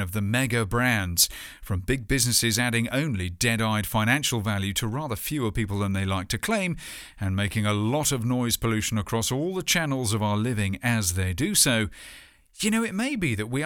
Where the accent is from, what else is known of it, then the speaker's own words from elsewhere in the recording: United Kingdom; my home country